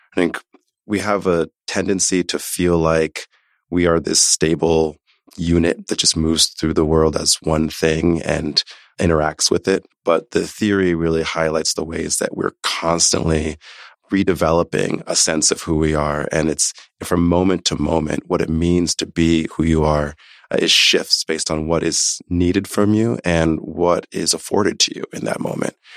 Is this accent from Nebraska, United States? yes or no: yes; Omaha, Nebraska, United States; moved away; also born or lived in New York City / Haiti (family origin); I was born in New York City, grew up in Omaha, Nebraska.